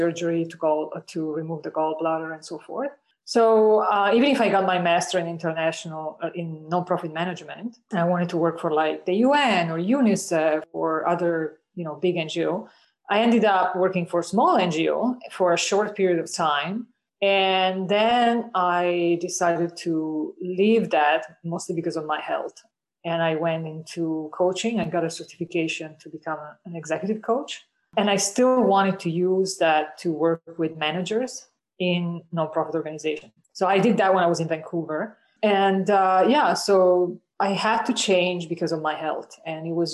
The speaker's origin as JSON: {"language": "English", "country": "Italy", "tie": "born or raised there", "also_born_or_lived": "United States / Canada", "moved": "as an adult", "said": "I grew up in Italy."}